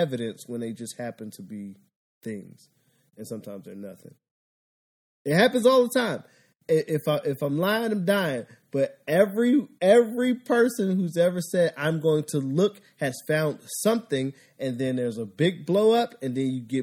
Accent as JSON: {"language": "English", "town": "Philadelphia", "region": "Pennsylvania", "country": "United States", "moved": "yes", "said": "I'm from Philadelphia"}